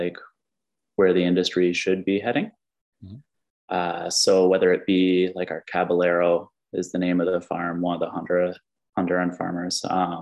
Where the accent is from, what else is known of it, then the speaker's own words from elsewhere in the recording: Springbrook, Ontario, Canada; I grew up in Springbrook. So I have a lot of family in the area.